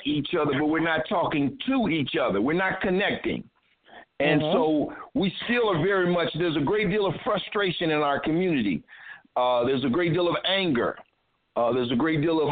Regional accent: Toledo, Ohio, United States; now in Cincinnati, United States; I'm originally from Toledo, Ohio. I'm currently residing in Cincinnati

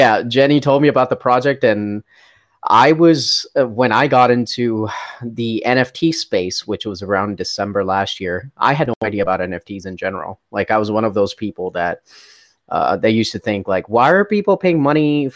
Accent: India; now in United States; I grew up in India

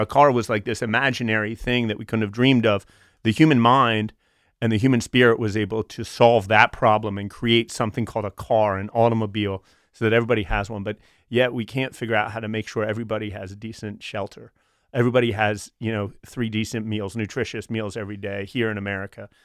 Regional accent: Wilmington, Delaware, United States; I grew up, uh, two, two and a half blocks from what I now know to be the bunker

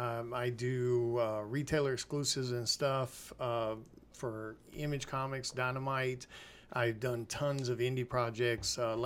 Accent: Mississippi, United States; born there; also born or lived in Memphis; I was born in North Mississippi, and I spent a lot of my time around Memphis and things like that.

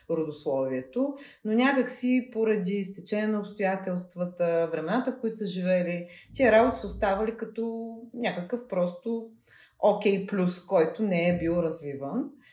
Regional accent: Veliko Tarnovo, Veliko Tarnovo Province, Bulgaria; като дете, което е от малък град, аз съм от Велико Търново

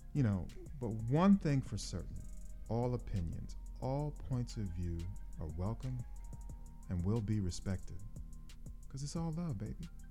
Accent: United States; as an American citizen, I'm a bit disappointed

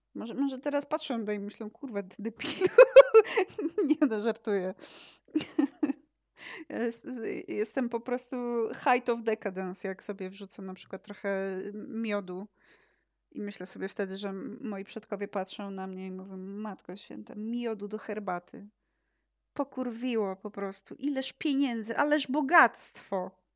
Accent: Poland; urodziłam się w tym państwie naszym polskim. Polski znam

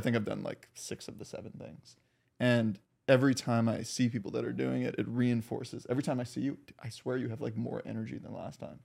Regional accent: Miami, Florida, United States; moved away; I grew up in Miami

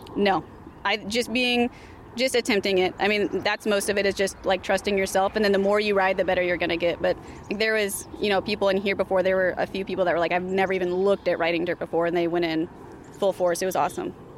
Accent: California, United States; also born or lived in Iowa City; now in Des Moines, United States; I'm originally from California. I moved here from Iowa City uh, two years ago to Des Moines.

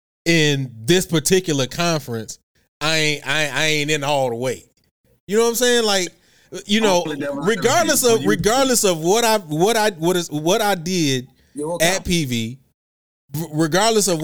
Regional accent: Houston, Texas, United States; moved away as an adult; also born or lived in Norfolk; I grew up, born and raised in Houston

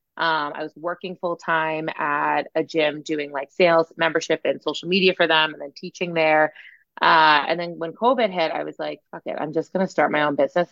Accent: Massachusetts, United States; I'm like from Massachusetts originally

